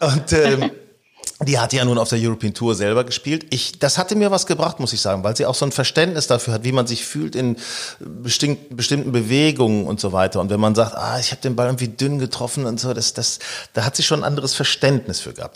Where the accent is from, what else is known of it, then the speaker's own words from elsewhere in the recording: Northern Germany, Germany; also born or lived in Hanover; Wir stammen ja aus Norddeutschland.